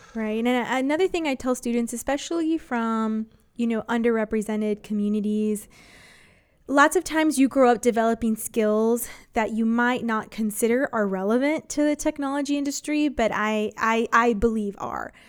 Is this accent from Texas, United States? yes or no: yes; San Antonio, Texas, United States; I'm from San Antonio, grew up here